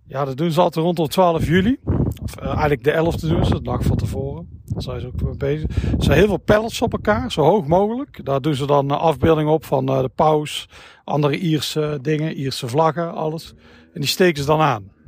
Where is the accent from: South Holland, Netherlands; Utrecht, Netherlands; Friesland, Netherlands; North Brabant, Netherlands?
North Brabant, Netherlands; Tilburg; kom uit Tilburg